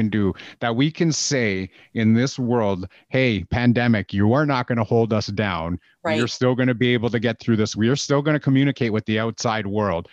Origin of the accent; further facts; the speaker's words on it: Canada; I'm Canadian